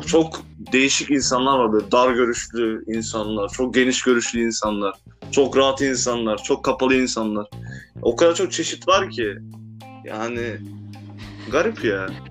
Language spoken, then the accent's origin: Turkish; Turkey; Ben de Türk'üm